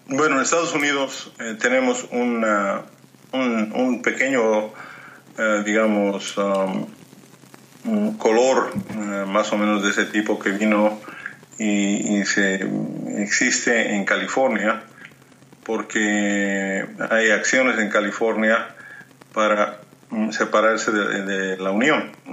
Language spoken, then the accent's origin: Spanish; Bolivia; born or raised there; moved away